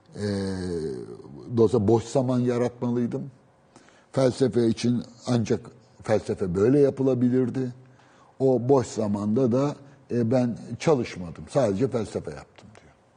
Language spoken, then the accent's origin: Turkish; Istanbul, Turkey; also born or lived in Beşiktaş; ben doğma büyüme Üsküdar'lıyım